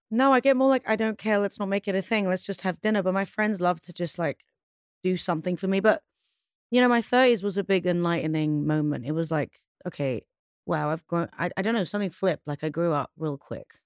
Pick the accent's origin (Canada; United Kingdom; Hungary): United Kingdom; London; also born or lived in Pristina, Kosovo; I moved to London when I was one